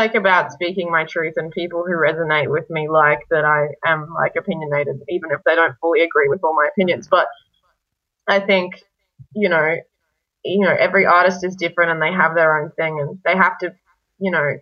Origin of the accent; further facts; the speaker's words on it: Brisbane, Queensland, Australia; also born or lived in Serbia; I'm Serbian and I was raised in Brisbane